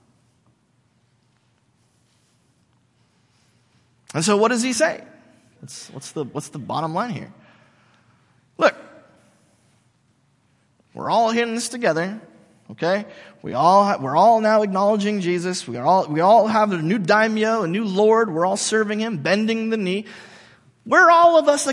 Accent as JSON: {"language": "English", "country": "United States", "said": "we Americans"}